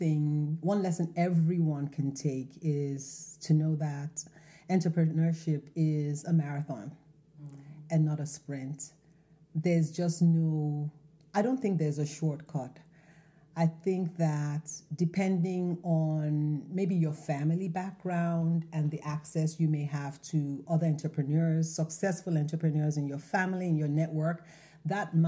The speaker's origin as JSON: {"language": "English", "country": "Nigeria", "tie": "born or raised there", "moved": "yes", "lives_now": "Baltimore, United States", "said": "the traditional remedies we grew up with in Nigeria"}